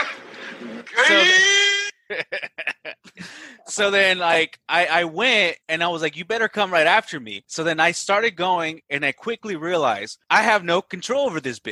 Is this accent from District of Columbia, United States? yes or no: no; Watsonville, California, United States; In Watsonville, California. Shout out. Northern Cal near Santa Cruz. So a small little town though. Yeah. So I grew up out there